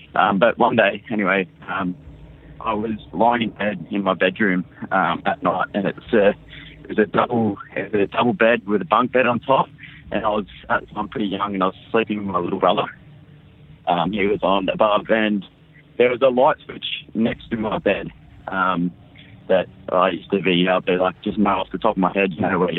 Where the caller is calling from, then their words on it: Sydney, New South Wales, Australia; Yeah, we've got a fun story. Australia. Sydney, Australia.